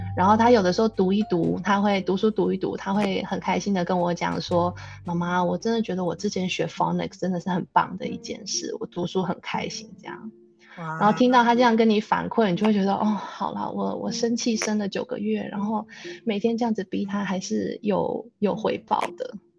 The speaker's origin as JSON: {"language": "Chinese", "country": "Taiwan", "also_born_or_lived": "New Zealand", "moved": "yes", "lives_now": "Singapore", "said": "我们就是台湾人，嗯。所以现在我们都介绍说我们是台湾人，可是我们住纽西兰很长一段时间了，然后我们是从，也是从纽西兰过来的台湾人这样"}